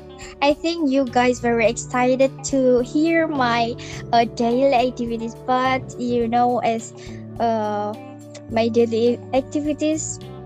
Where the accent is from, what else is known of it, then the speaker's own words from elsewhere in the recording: Tuban, East Java, Indonesia; I'm from Tuban.